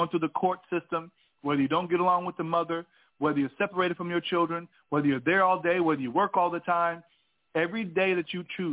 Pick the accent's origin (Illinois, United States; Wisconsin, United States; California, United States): California, United States; moved away as an adult; also born or lived in Alabama; growing up in California, seeing fatherless homes